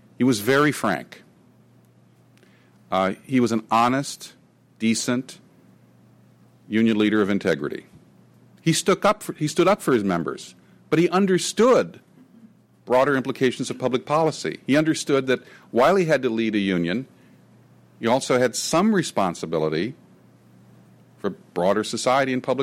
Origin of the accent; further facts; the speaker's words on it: near the Sacramento Delta, California, United States; In the Sacramento Delta, near where I grew up